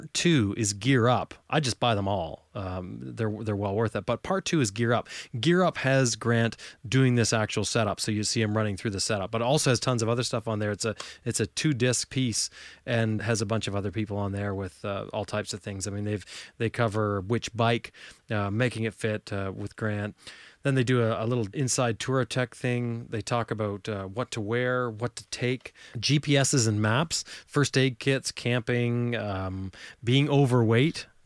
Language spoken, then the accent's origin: English; Canada; I'm from Canada, I'm not from the UK